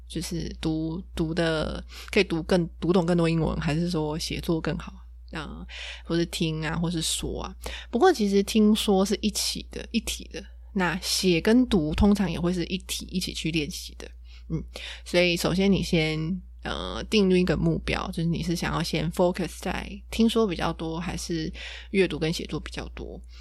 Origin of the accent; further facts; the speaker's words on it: Taiwan; 我就是一个土生土长的台湾人嘛，就是从小就在台湾学英文